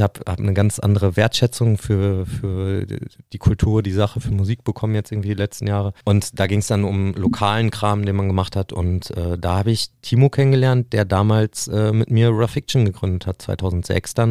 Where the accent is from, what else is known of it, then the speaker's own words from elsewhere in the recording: Nienburg, Lower Saxony, Germany; ich bin ja in Nimburg aufgewachsen